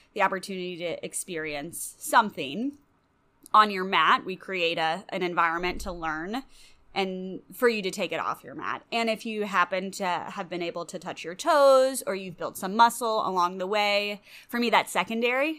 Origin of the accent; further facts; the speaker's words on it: Louisville, Kentucky, United States; moved away as an adult; also born or lived in Chicago / Florida; I grew up in Louisville